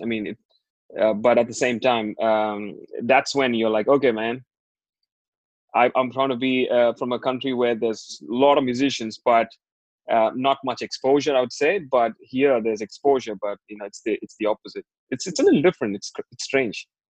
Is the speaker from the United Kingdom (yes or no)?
no; India; growing up in India, you, you know, you're a teenage boy